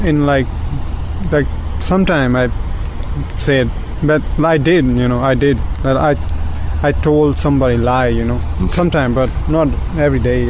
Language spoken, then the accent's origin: English; India; now in United States; I'm from India.